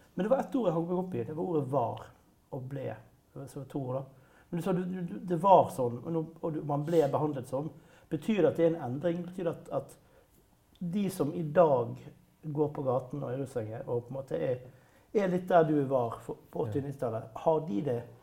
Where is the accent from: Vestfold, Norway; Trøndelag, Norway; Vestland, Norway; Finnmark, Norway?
Vestland, Norway; Bergen; for meg som bergenser